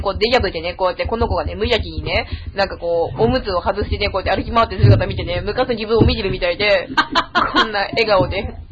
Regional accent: Tokyo, Japan; 私、東京の人間じゃないですか

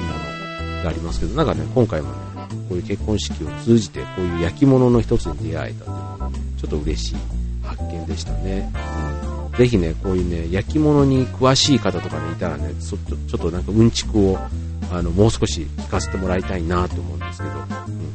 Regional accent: Osaka, Japan; 自分も出身が大阪なんで

